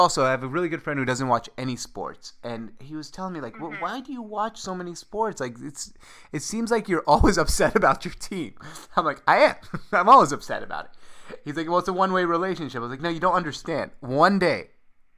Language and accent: English; Seattle, Washington, United States; moved away as an adult; also born or lived in Damascus, Syria; now in New York, United States; I grew up in Seattle